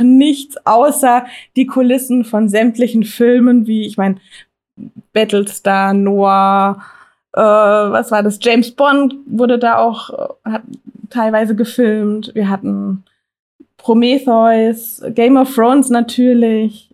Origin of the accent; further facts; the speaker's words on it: Germany; bei uns in Deutschland